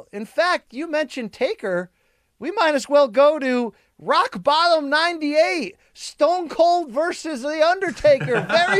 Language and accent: English; Naugatuck, Connecticut, United States; I'm from Naugatuck, Connecticut.